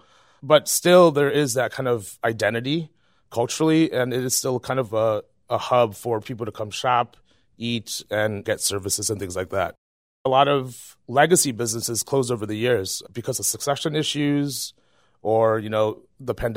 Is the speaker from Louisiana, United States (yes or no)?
no; Chicago, Illinois, United States; born or raised there; also born or lived in Vietnam